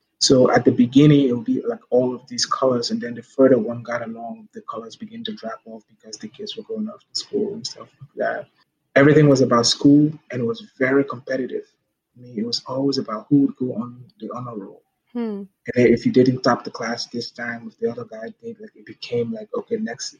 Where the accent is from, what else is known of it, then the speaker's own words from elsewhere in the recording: Liberia; I try to think about what things were like before the war, because my childhood is what Liberia was like before th